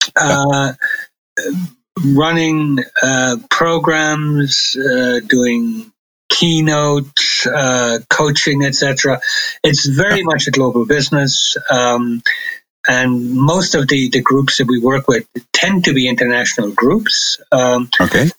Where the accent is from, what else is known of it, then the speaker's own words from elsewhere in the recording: Ireland; also born or lived in London, United Kingdom; now in Germany; I was born in Ireland. I've, I've lived in Germany uh, for a good many years